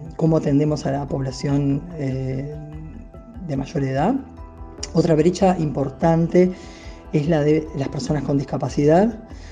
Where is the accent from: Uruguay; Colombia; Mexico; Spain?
Uruguay